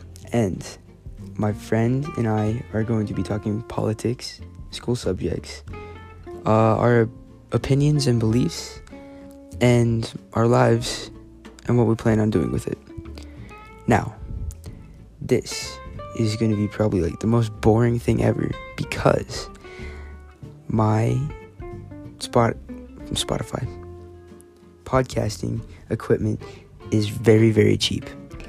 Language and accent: English; South Dakota, United States; I am from South Dakota, right? Nobody lives in South Dakota anymore. Like, what? Anyways, I'm a junior high boy, 7th grade, actually.